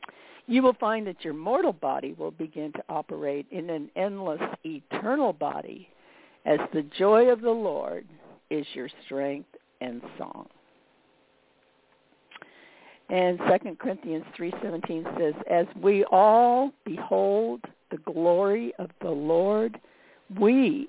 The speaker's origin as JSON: {"language": "English", "region": "Midwest", "country": "United States", "said": "because I came from the Midwest where we had seasons, you know"}